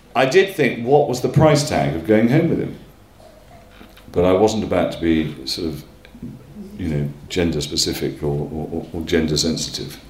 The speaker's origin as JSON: {"language": "English", "area": "Northumberland", "region": "North East England", "country": "United Kingdom", "moved": "yes", "lives_now": "London, United Kingdom", "said": "I come from Northumberland, I come from one of those families"}